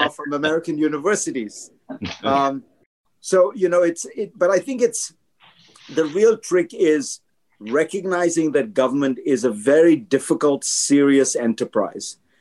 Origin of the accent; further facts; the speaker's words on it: India; now in United States; I grew up in India, so I saw that kind of poverty